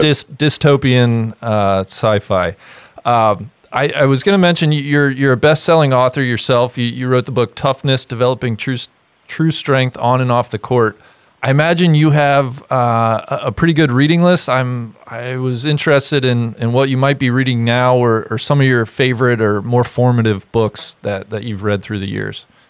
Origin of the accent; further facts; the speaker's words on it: Cincinnati, Ohio, United States; I grew up in Cincinnati, Ohio